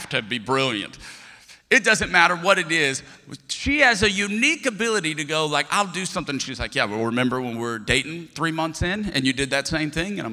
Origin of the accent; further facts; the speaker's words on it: Lafayette, Louisiana, United States; I'm from Lafayette, Louisiana.